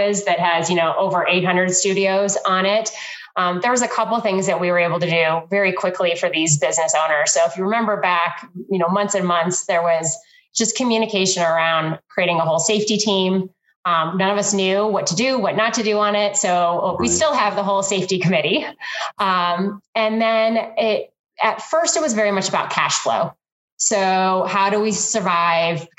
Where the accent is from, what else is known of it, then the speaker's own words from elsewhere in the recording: Iowa, United States; I'm a Midwest girl, so I'm from Iowa